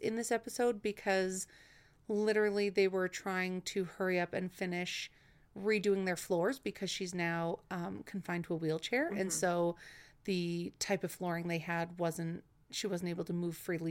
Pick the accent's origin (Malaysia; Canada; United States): Canada; Winnipeg, Manitoba; also born or lived in Dauphin, Manitoba / Brandon, Manitoba; I was born in Winnipeg and I lived in Dauphin and Brandon.